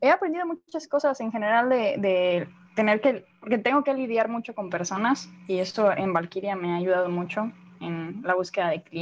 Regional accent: Mexico; Ah, nací en México, soy de México y resido en México.

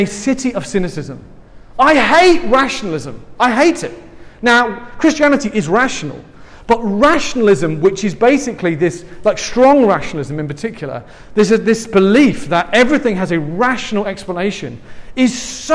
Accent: England, United Kingdom; accent: English; now in San Francisco, United States; I'm from England

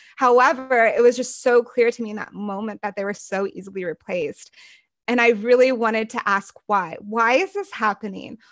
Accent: United States; growing up in the United States, in the white evangelical conservative church

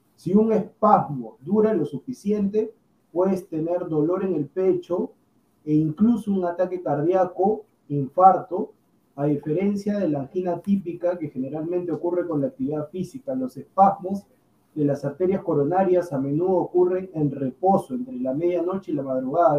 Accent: Peru; yo como peruano

